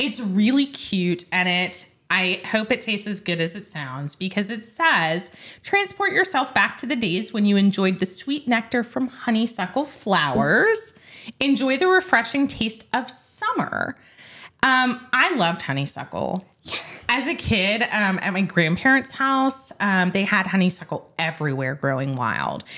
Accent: Middle Tennessee, United States; moved away; I grew up in Middle Tennessee

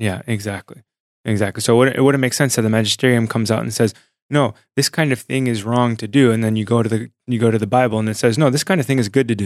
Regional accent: San Diego, California, United States; Sunny San Diego, born and raised

